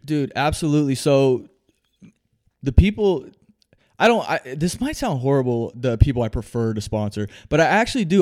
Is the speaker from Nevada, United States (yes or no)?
no; Phoenix, Arizona, United States; I was born right here in Phoenix, Arizona, man. More specifically, the Maryvale area